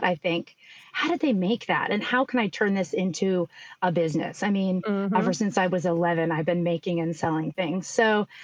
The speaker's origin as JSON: {"language": "English", "region": "East Coast", "country": "United States", "tie": "born or raised there", "said": "I grew up in the East Coast"}